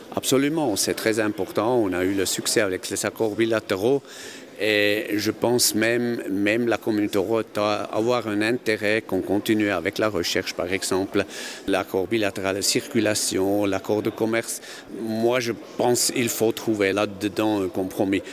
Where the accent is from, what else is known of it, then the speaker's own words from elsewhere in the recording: Kandersteg, Bern, Switzerland; je suis né à Kandersteg dans une famille paysanne